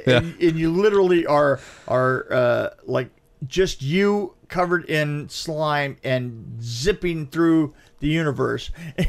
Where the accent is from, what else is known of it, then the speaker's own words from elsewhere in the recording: London, United Kingdom; I'm from London and I'm from the theater.